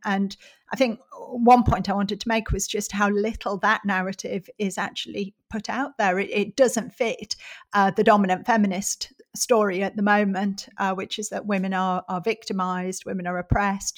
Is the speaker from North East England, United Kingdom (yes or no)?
yes; Middlesbrough, North East England, United Kingdom; my hometown of Middlesbrough is a very industrial, uh, very deprived, socially deprived area in the northeast of England